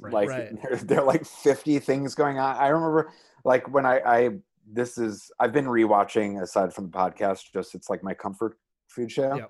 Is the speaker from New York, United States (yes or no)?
yes; New York, United States; From New York, baby.